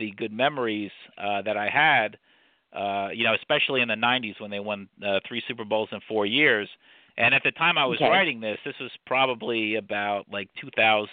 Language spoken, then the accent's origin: English; New Jersey, United States; now in Lehigh Valley, United States; I'm from Jersey